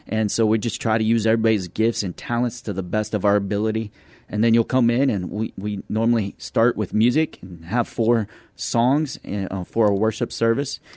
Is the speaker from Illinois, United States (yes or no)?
no; Midland, Texas, United States; moved away as an adult; now in San Antonio, United States; we're from Midland, Texas.